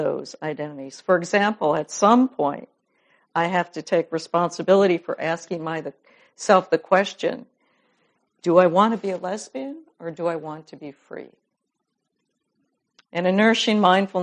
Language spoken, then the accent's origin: English; Madison, Wisconsin, United States; I'm from Madison, Wisconsin